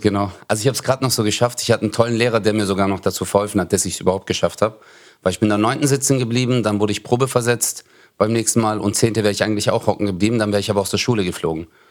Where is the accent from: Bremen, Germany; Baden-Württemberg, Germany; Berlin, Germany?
Baden-Württemberg, Germany; Stuttgart; ich bin geboren in Bad Cannstatt, also mhm. im Krankenhaus, mhm. so wie die meisten eigentlich. Und dann, äh, äh, aber da habe ich in Zatzenhausen gewohnt